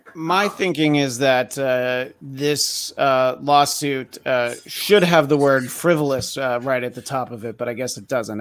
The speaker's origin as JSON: {"language": "English", "region": "New York", "country": "United States", "tie": "born or raised there", "moved": "yes", "said": "growing up in the Northeast, you know, in New York, yes, it's humid in, in the summer"}